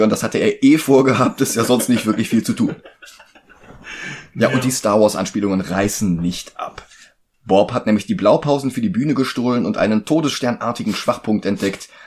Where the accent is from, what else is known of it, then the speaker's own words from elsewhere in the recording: Germany; bei uns in Deutschland.